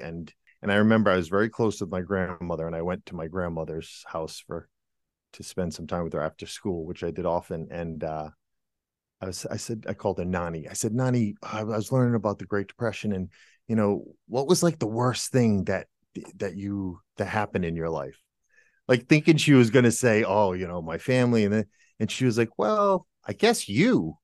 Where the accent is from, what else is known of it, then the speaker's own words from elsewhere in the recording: United States; moved away as an adult; now in Germany; I'm an American